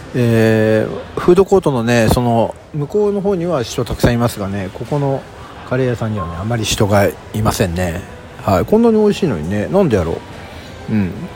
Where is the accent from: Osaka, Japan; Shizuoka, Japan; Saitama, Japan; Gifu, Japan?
Saitama, Japan; southern Saitama Prefecture, Japan; 私の出身であります埼玉県南部